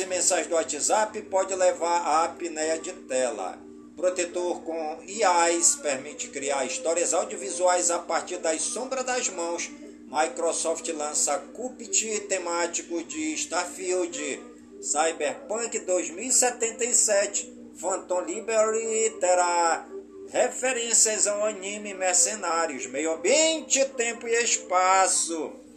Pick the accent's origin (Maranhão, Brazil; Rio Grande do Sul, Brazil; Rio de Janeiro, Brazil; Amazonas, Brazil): Amazonas, Brazil; Careiro da Várzea; por todas as comunidades do Careiro da Vaz e a minha cidade natal